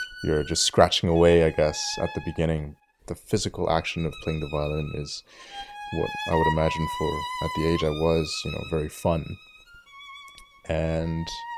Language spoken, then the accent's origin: English; Ottawa, Ontario, Canada; I'm currently based in Ottawa, where I was also born and raised